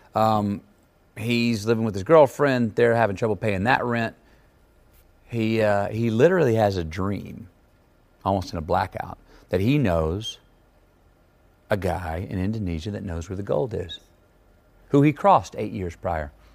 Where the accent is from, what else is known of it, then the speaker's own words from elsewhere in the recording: Texas, United States; the Texas I grew up in was not insular at all